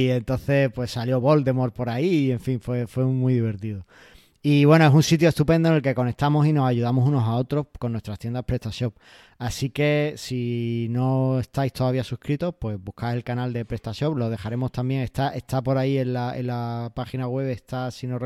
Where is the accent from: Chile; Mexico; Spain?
Spain; Almería, Andalusia; Y para los que somos de Almería lo entendemos perfectamente.